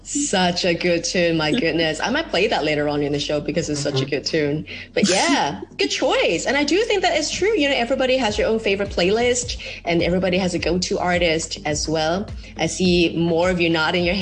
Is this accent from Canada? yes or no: no; Hong Kong; I know being a Hong Konger